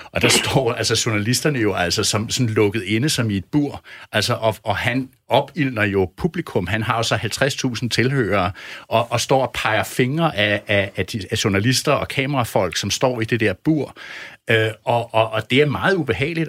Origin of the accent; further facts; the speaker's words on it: Denmark; som dansker og som europæer, som dansk journalist